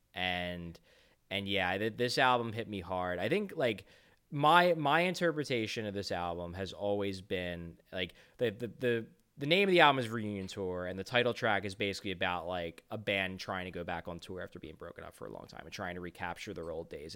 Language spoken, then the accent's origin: English; United States; we are American, we grew up here